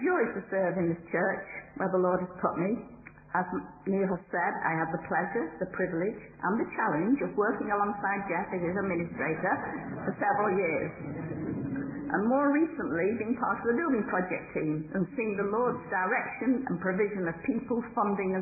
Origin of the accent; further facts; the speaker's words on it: Derbyshire, East Midlands, United Kingdom; moved away as an adult; I grew up in Derbyshire